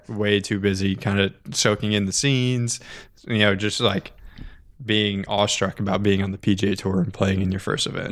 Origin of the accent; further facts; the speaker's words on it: Orlando, Florida, United States; I grew up here in Orlando